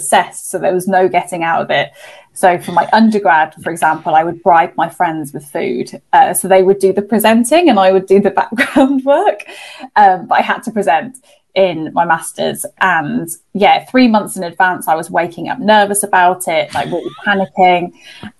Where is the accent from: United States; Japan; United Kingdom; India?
United Kingdom; Birmingham, West Midlands; So as people can hear from my accent, I'm from the UK. So I'm from a place called Birmingham, which is the second biggest city in England. And growing up, I was quite what I thought was a shy child.